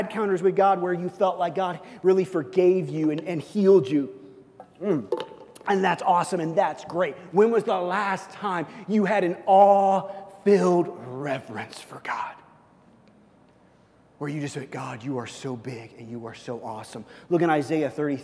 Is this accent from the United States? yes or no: yes; Missouri, United States; moved away; I'm from Missouri